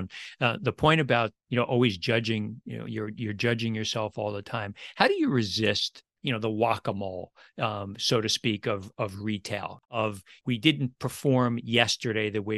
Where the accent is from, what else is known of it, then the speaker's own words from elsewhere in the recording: New York City, New York, United States; I grew up in Brooklyn.